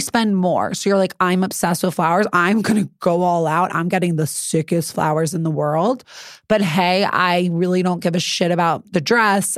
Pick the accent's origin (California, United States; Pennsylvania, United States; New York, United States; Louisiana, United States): New York, United States; New York City; I'm really from the Upper East Side